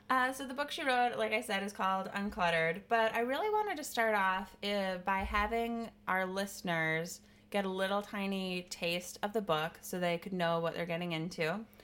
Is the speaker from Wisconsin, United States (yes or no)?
yes; Wisconsin, United States; I'm from the Midwest. I'm from Wisconsin.